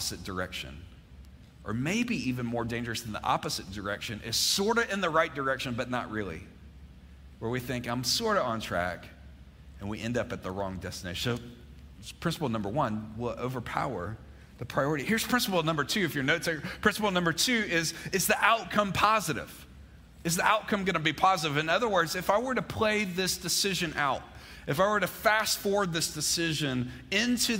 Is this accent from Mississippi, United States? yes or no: yes; Mississippi, United States; now in Georgia, United States; I grew up in Mississippi, but I didn't spend much time in Starkville.